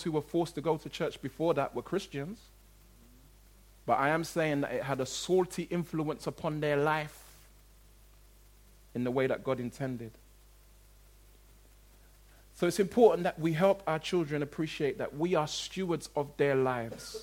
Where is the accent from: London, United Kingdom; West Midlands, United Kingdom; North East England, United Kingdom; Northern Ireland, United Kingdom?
London, United Kingdom; the community, if you like, in which I grew up in South London